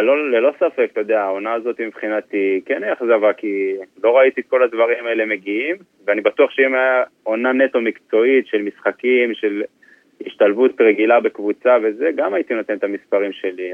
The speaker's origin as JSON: {"language": "Hebrew", "country": "Israel", "moved": "as an adult", "lives_now": "England"}